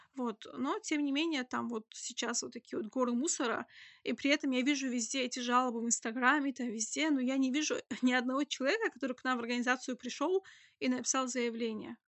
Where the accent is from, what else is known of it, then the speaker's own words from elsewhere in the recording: Khasavyurt, Dagestan, Russia; now in Makhachkala, Russia; Я себя не могу назвать коренным жителем, я из Хасавюрта